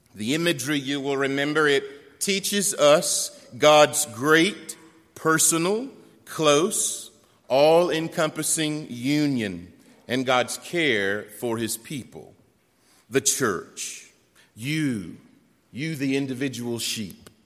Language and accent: English; Western North Carolina, United States; also born or lived in Beech Mountain, North Carolina; I'm from North Carolina, I'm from Western North Carolina